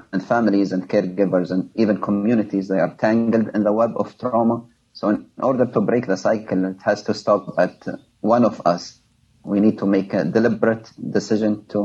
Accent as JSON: {"language": "English", "country": "Libya", "tie": "born or raised there", "moved": "as an adult", "lives_now": "United States"}